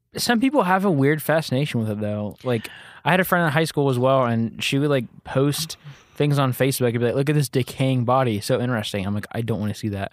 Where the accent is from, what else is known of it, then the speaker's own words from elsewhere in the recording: Oklahoma, United States; growing up in Oklahoma.